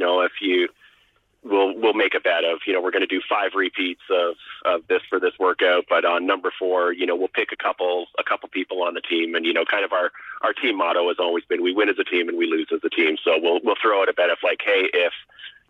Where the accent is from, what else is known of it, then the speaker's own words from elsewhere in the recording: Waterloo, Ontario, Canada; moved away as an adult; now in North Vancouver, Canada; I grew up in Ontario and went to Bluevale and Waterloo